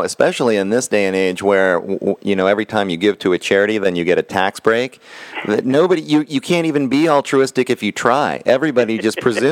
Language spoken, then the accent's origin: English; Texas, United States; I come from Texas